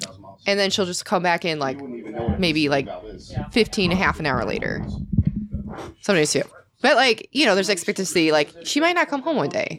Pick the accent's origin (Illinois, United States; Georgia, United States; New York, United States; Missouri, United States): Illinois, United States; Chicagoland area; also born or lived in Long Beach, California / Sacramento, California; now in Texas, United States; I grew up in Illinois. Okay. Chicagoland area.